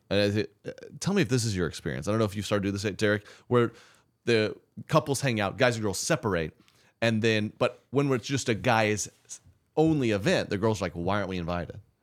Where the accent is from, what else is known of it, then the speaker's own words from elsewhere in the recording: Oklahoma City, Oklahoma, United States; I grew up in Oklahoma City